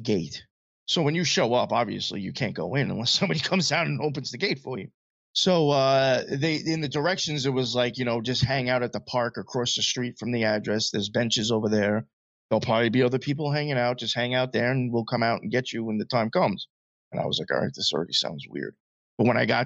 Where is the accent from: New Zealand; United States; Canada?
United States; Long Island, New York; also born or lived in Queens, New York; I grew up out in Long Island most of my life. And now I'm in Queens